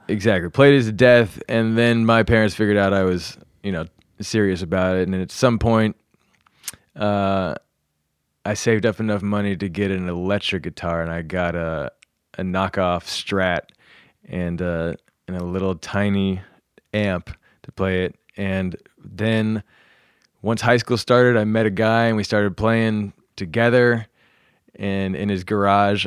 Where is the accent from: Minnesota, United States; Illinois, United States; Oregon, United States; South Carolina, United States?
South Carolina, United States; also born or lived in New York, United States; now in Los Angeles, United States; I grew up mainly in South Carolina, some in North Carolina.